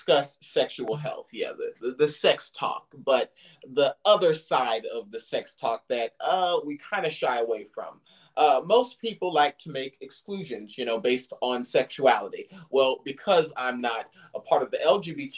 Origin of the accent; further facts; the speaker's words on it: Silicon Valley, California, United States; now in the South, United States; I'm from the Silicon Valley.